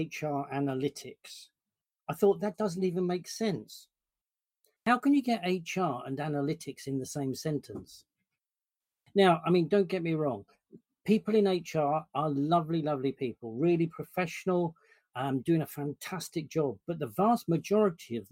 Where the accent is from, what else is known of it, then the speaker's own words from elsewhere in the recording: London, United Kingdom; I am a Londoner. Born and bred, and South London